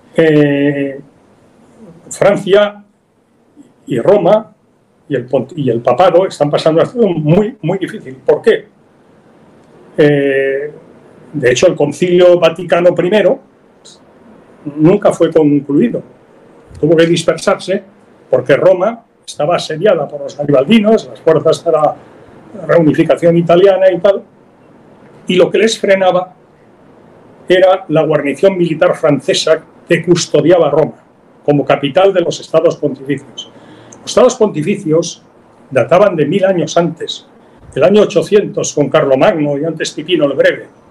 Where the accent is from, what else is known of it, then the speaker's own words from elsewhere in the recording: Spain; also born or lived in Barcelona; Lo digo como español